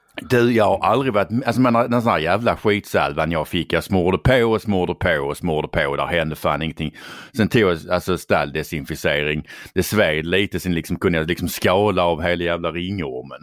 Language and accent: Swedish; Skåne, Sweden; Jag har ju varit skåning, eller vi har varit skåningar i stort sett alltid